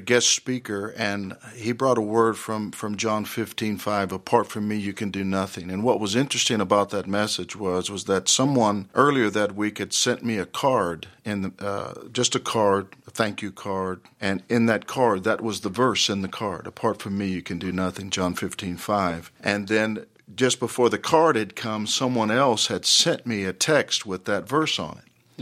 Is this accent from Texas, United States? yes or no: yes; Dallas, Texas, United States; I grew up in Dallas in the Oak Cliff area